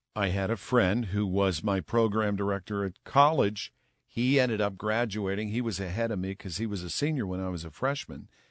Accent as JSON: {"language": "English", "town": "McCandless", "region": "Pennsylvania", "country": "United States", "tie": "born or raised there", "also_born_or_lived": "Millvale, Pittsburgh", "said": "I grew up in McCandless Township and ended up going to North Allegheny"}